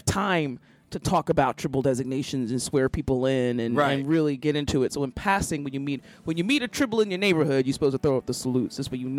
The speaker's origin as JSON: {"language": "English", "town": "Philadelphia", "region": "Pennsylvania", "country": "United States", "said": "Like, I'm not angry, I'm just from Philly."}